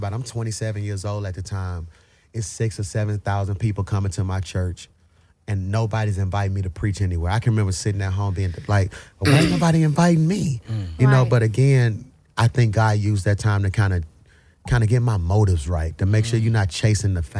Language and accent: English; Birmingham, Alabama, United States; I'm from Birmingham, Alabama. Yeah, you know, choir music. Every year, the quartet conference came to Birmingham.